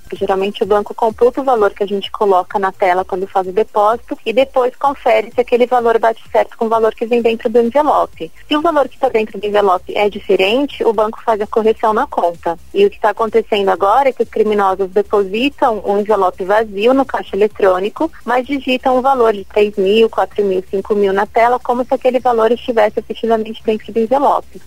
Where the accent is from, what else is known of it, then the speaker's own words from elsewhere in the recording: Salvador, Bahia, Brazil; eu sou de Salvador, sou baiana